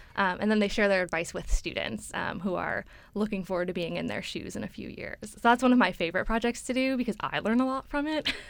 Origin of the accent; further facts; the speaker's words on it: Chicago, Illinois, United States; moved away as an adult; now in Boston, United States; So I'm from Chicago